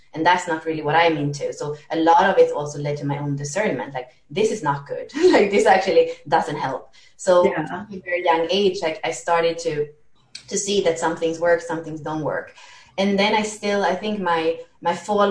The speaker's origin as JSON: {"language": "English", "country": "Sweden", "tie": "born or raised there", "also_born_or_lived": "Spain / France", "moved": "as an adult", "said": "So I was born in Sweden. I lived in Spain as a kid, but then we went back to Sweden and that's where kind of the craziness was happening. So until 18, I lived in Sweden"}